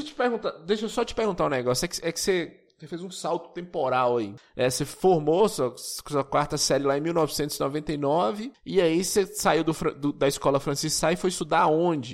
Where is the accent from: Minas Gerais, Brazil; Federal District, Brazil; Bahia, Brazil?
Minas Gerais, Brazil; Monte Azul; eu sou de Monte Azul